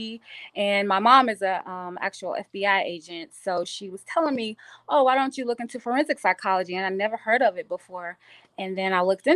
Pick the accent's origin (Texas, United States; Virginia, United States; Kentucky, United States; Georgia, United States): Texas, United States; Dallas; also born or lived in Washington, District of Columbia, United States; now in California, United States; I'm originally from Dallas